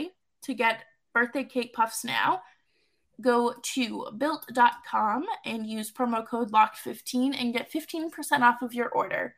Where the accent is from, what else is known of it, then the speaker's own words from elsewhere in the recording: Boston, Massachusetts, United States; I'm from Boston